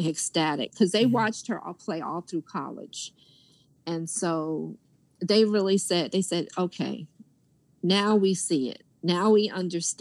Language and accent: English; New York, United States; New York is my hometown